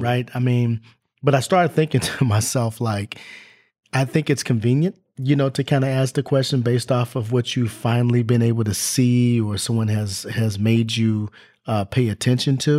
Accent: Los Angeles, California, United States; moved away as an adult; also born or lived in Orange County, California / West Virginia / Tennessee; I grew up in Los Angeles and went to school in Orange County

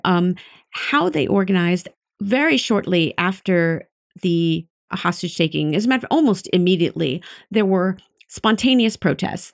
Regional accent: United States; I, as an American

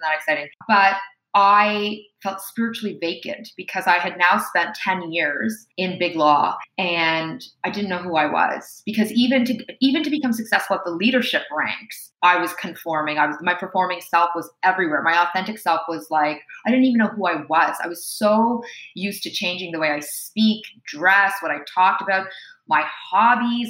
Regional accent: Toronto, Ontario, Canada; accent: Canadian; me and my siblings were born in Toronto, Canada. It's where I've primarily lived

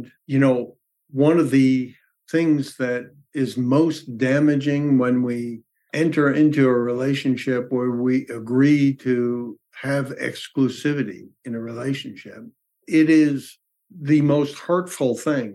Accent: New York, United States; I was raised in New York

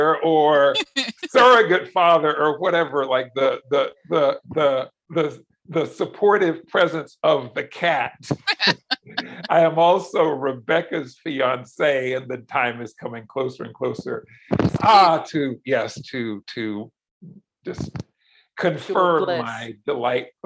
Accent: Brunswick, Georgia, United States; now in Louisville, United States; I grew up in South Georgia in the 60s and 70s, and just in the heart of the Deep South

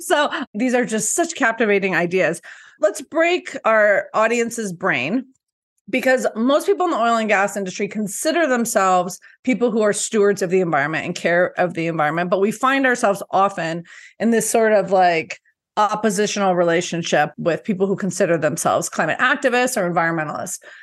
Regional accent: Colorado, United States; I'm from Colorado, and this is a, a blue state

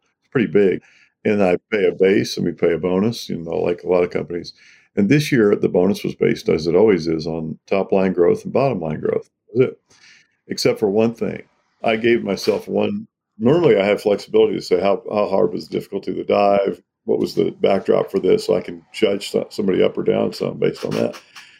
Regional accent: the South, United States; My story is that I grew up in the South. My parents were very progressive.

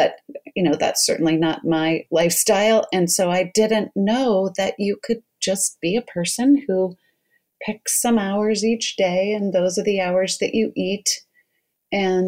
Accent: Colorado, United States; also born or lived in New York; now in Portland, United States; I'm in Portland, Oregon, but I grew up in Colorado and I was home visiting.

